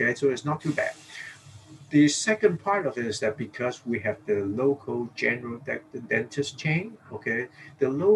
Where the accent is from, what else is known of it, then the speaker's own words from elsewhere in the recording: Hong Kong; now in Singapore; I was born in Hong Kong. I grew up there